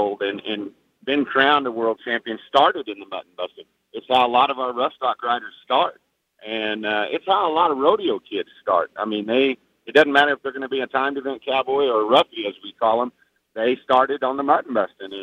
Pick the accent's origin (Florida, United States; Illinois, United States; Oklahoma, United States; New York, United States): Oklahoma, United States; now in Kansas, United States; I'm from Kansas, and Oklahoma is where I grew up